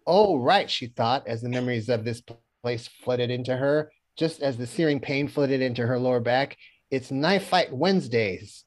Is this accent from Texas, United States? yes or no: yes; Austin, Texas, United States; moved away; Barton Creek Mall South, where I lived, and that was our mall